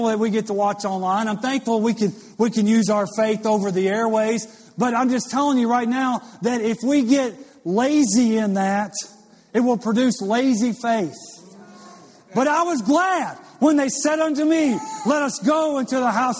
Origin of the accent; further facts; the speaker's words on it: Louisiana, United States; I went to LSU baseball camp growing up in Louisiana